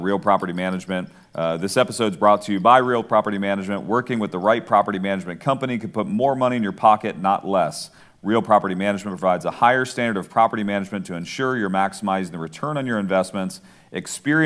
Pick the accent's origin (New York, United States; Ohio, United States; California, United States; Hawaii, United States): Ohio, United States; now in Atlanta, United States; I'm a Browns fan, grew up in Ohio